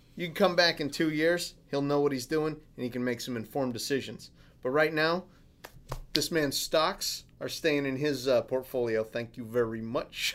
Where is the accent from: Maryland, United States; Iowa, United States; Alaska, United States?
Alaska, United States; I'm from Alaska.